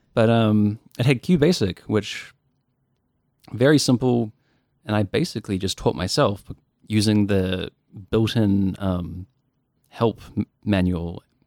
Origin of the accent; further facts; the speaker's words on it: Dunedin, Otago, New Zealand; born and raised in Dunedin